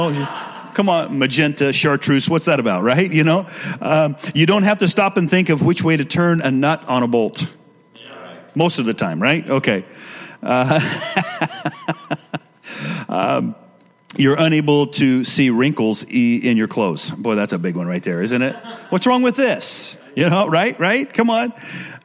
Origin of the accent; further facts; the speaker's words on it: Washington, United States; also born or lived in Richlands, Virginia; I'm an East Coast guy that moved West Coast when I was young, and I've been out there all the rest of my life